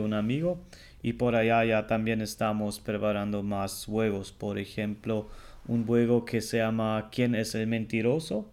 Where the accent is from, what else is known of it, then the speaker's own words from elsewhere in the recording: Germany; el alemán